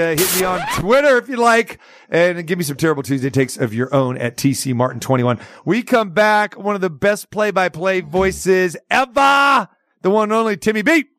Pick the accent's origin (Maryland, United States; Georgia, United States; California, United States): California, United States; Sacramento; now in Las Vegas, United States; Sacramento, my hometown